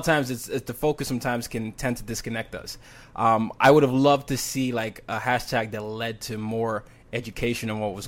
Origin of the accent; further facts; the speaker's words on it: Nigeria; moved away; Because I'm Nigerian